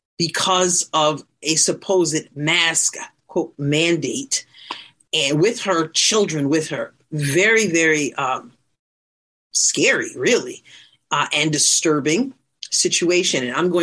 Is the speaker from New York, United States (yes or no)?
yes; New York, United States; moved away; the state of New York, of course, which is my home state. Of course, I've relocated